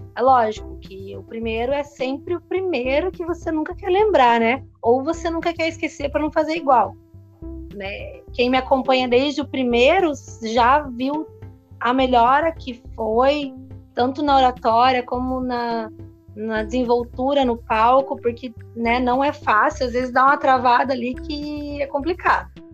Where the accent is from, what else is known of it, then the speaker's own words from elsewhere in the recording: Paranaguá, Paraná, Brazil; also born or lived in Antonina / Guaratuba; now in Pontal do Paraná, Brazil; eu sou de Paranaguá, então eu estudei a vida inteira em Paranaguá